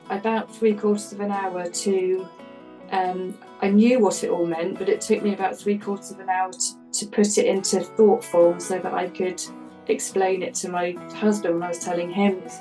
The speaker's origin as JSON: {"language": "English", "country": "United Kingdom", "said": "that's what we call them in the UK"}